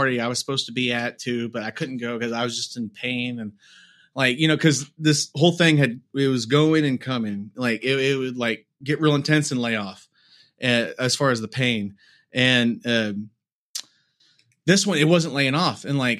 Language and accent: English; United States; I'm an American. That I'm born in a place, and I live in a place to where I have a hospital down the road